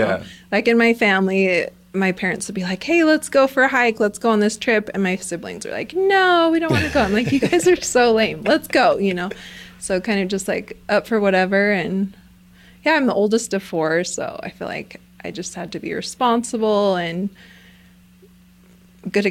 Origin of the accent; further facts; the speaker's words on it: Provo, Utah, United States; moved away as an adult; also born or lived in Idaho / Wyoming / Kansas; I'm from Provo, Utah. It's like an hour south of Salt Lake City